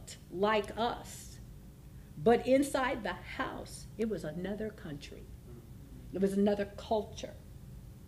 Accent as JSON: {"language": "English", "region": "California", "country": "United States", "tie": "born or raised there", "said": "I was raised here in Northern California, but I lived down there, so I said, see, I am from the South."}